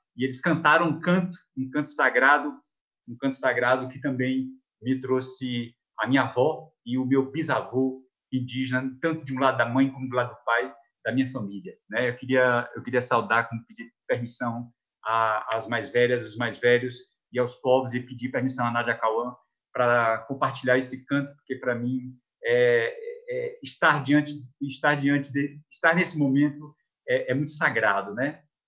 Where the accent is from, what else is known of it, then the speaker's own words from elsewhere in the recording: south of Chapada Diamantina, Bahia, Brazil; região onde nasci, sul da Chapada Diamantina